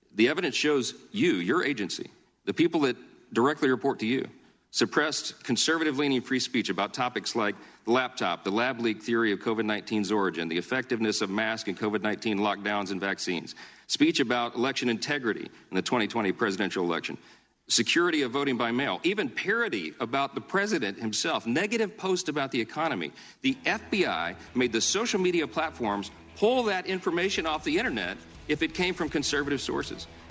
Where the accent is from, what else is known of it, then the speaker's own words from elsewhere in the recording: Louisiana, United States; my home state of Louisiana